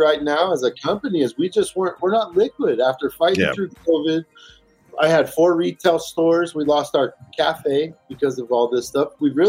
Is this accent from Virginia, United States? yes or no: yes; Virginia, United States; born there; I was born in Virginia. I got family there.